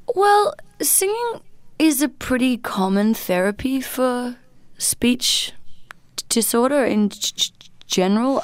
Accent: Australia; I am a musician from Australia

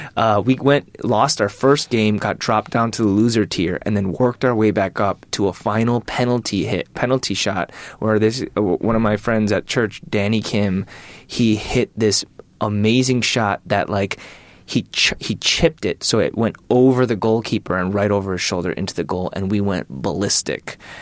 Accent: Michigan, United States; I'm from Michigan

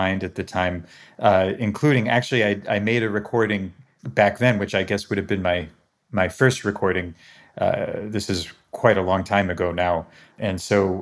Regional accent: Albany, New York, United States; they ended up in Albany, New York, of all places. And that's where I was born and where I grew up.

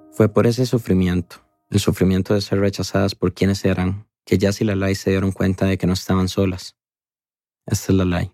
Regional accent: Costa Rica; como tico que soy

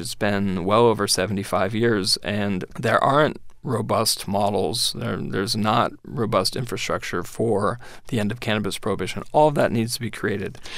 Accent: San Francisco, California, United States; moved away as an adult; now in Washington, United States; I grew up in San Francisco and I went to Berkeley

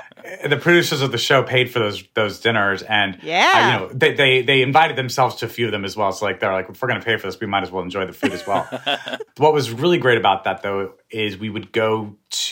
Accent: New Mexico, United States; I'm from New Mexico. We love the food we grew up eating.

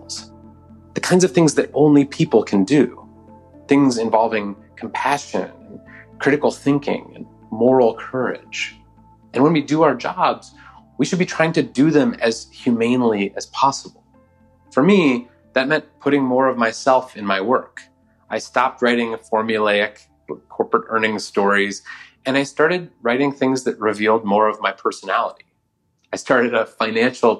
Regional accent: Oakland, California, United States; my hometown of Oakland, California

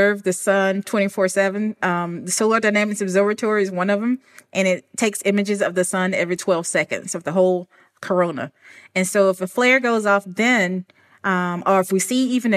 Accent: Alabama, United States; moved away; I'm originally from Alabama. And I grew up in the country

